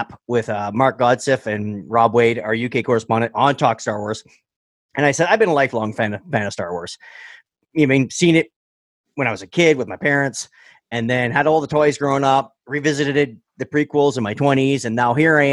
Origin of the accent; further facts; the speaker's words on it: Sudbury, Ontario, Canada; I was raised up in Sudbury